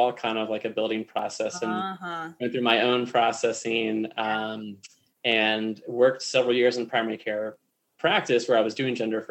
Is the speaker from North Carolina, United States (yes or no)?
yes; Raleigh, North Carolina, United States; moved away as an adult; now in Colorado, United States; I grew up in North Carolina, I grew up in Raleigh